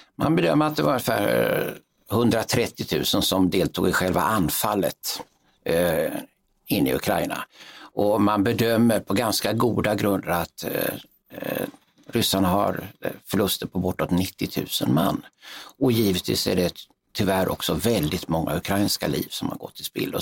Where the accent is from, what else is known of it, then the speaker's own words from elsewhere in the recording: Sweden; som svensk officer